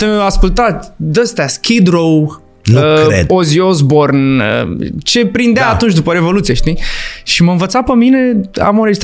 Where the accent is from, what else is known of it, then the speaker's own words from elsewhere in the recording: Galați, Galați County, Romania; Țiglina 3, Galați, pe blocul pe care scria Trăiască pe cere pe vremuri.